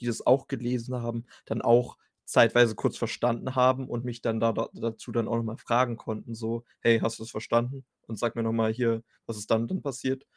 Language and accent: German; Germany